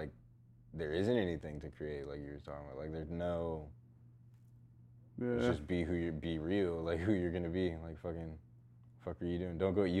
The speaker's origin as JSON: {"language": "English", "region": "Texas", "country": "United States", "tie": "born or raised there", "said": "I hated growing up in Texas because we could only wear shorts and a t-shirt."}